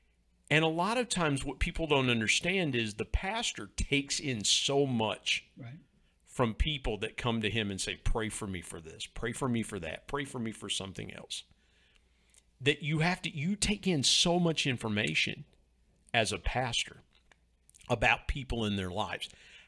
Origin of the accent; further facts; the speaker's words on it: Ohio, United States; I grew up in Southern Ohio.